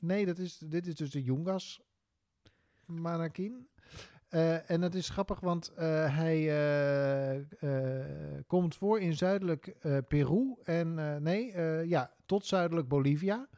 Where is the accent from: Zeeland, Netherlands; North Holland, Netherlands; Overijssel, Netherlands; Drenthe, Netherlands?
Drenthe, Netherlands; moved away; also born or lived in Hilversum; Ik ben Drents kampioen geweest